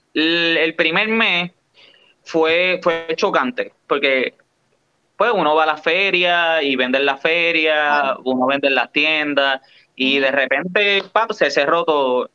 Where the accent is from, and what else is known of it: Puerto Rico